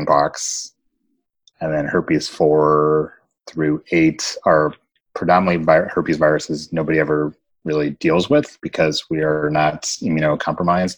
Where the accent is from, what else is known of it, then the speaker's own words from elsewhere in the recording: Kentucky, United States; I grew up in Kentucky